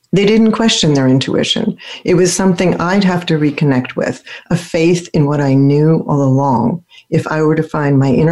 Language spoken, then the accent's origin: English; Philadelphia, Pennsylvania, United States; also born or lived in Germany; where I grew up in Philadelphia